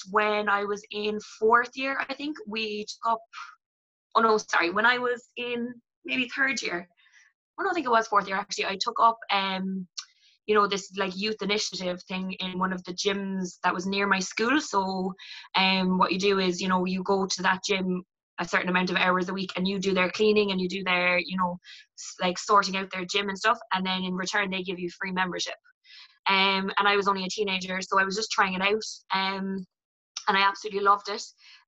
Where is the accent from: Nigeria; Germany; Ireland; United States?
Ireland; Cork, Munster; I'm 24 and I'm from Bishopstown.